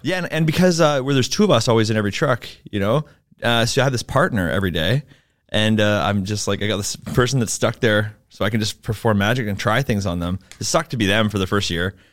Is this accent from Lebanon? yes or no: no; Vancouver, British Columbia, Canada; I'm from Vancouver, uh, hence why I don't speak French.